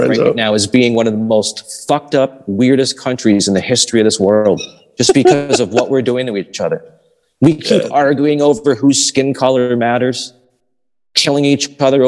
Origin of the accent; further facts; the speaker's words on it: the North, United States; those of us who were born and raised in the North